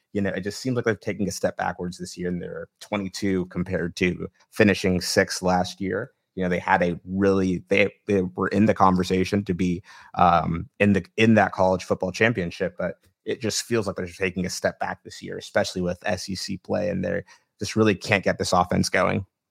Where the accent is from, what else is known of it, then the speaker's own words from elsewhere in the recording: Tennessee, United States; It's my home state here